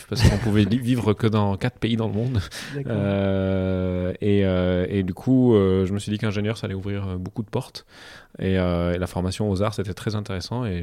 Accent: Cairo, Cairo Governorate, Egypt; moved away; je suis né au Caire

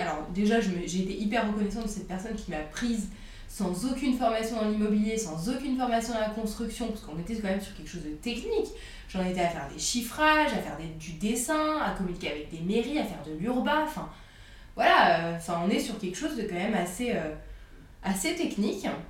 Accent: France; also born or lived in Burgundy / Paris / Annecy; j'ai grandi en Bourgogne. Euh, et, à Paris, donc euh, entre les deux, vu que mes parents sont séparés

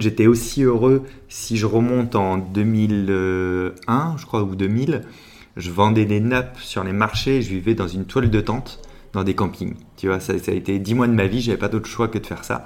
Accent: La Rochelle, Nouvelle-Aquitaine, France; now in Paris, France

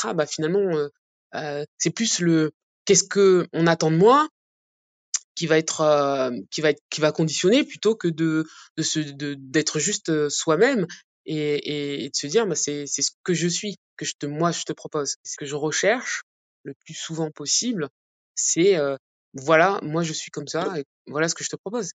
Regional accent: Aspach-le-Bas, Grand Est, France; moved away; also born or lived in Mulhouse / Montpellier; Dans mon petit village, euh, là où j'ai grandi, à Aspac-le-Bas

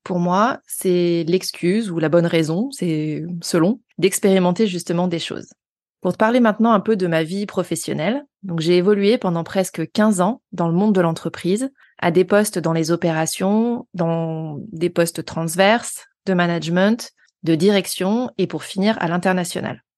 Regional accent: Haute-Savoie, Auvergne-Rhône-Alpes, France; now in Lyon, France; je suis originaire de Haute-Savoie

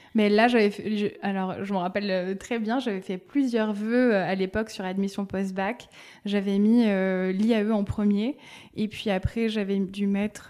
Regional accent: Bordeaux, Nouvelle-Aquitaine, France; Oui, je viens de Bordeaux. Je suis née à Bordeaux, j'ai grandi à Bordeaux.

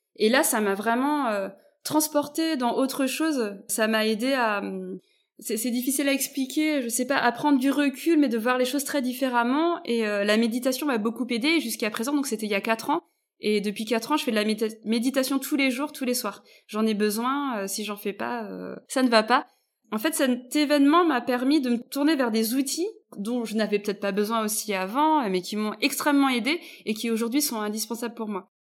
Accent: Brittany, France; mes parents sont d'origine malgache, moi je suis née en Bretagne

